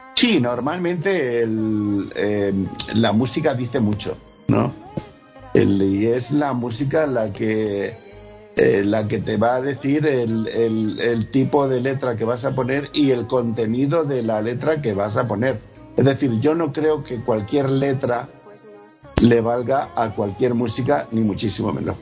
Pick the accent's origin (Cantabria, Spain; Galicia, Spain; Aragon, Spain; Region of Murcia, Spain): Region of Murcia, Spain; yo soy murciano. Tengo eh, de cuna una eh, cultura flamenca innegable